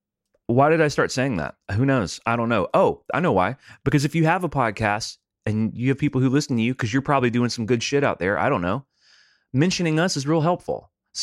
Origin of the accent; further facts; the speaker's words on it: Sydney, New South Wales, Australia; I'm from Sydney, Australia.